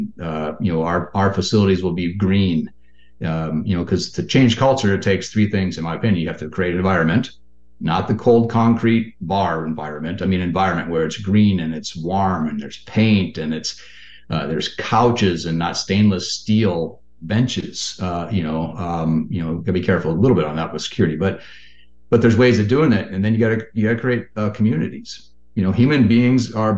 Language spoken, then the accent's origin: English; Western Minnesota, United States; I'm from Minnesota, Western Minnesota